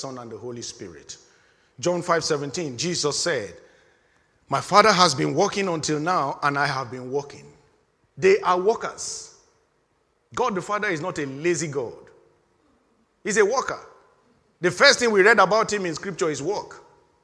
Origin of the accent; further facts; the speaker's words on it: Nigeria; moved away; In my home country, in the year 1983, we had, for the first time, things have happened in, this is Nigeria now